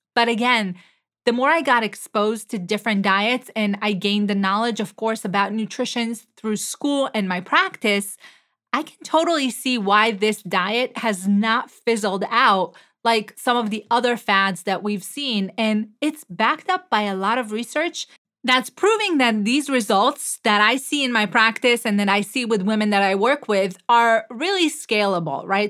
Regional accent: Israel; moved away; I am originally from Israel

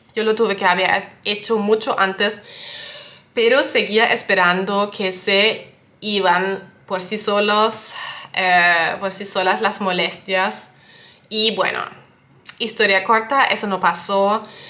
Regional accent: Germany; also born or lived in western Germany; yo soy de Alemania

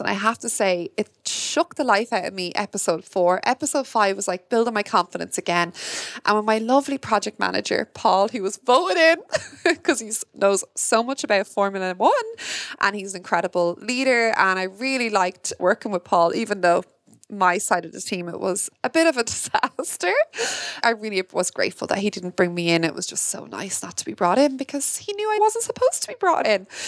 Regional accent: Ireland; me as an Irish woman

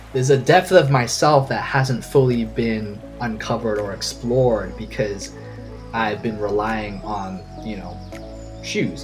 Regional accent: Hong Kong; now in Hawaii, United States; I was born and raised in Hong Kong. Uh, grew up in the city

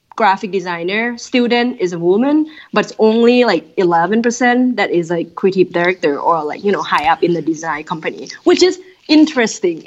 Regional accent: Thailand; moved away as an adult; now in Minneapolis, United States; growing up in Thailand

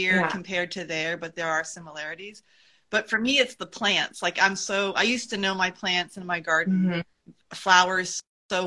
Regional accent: New England, United States; moved away as an adult; also born or lived in Vermont; now in Monterey, United States; Having grown up in New England

